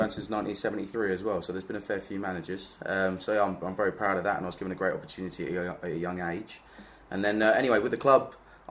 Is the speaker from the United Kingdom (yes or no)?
yes; Gorleston, East of England, United Kingdom; also born or lived in Norwich / London; I've been supporting the club all my life. I was born just in Gorleston.